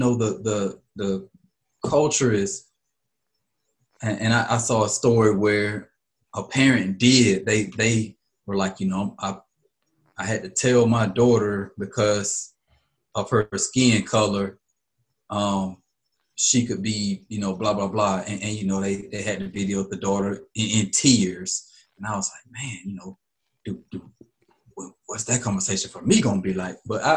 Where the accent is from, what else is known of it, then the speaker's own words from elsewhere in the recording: Alabama, United States; So I'm from Alabama, man.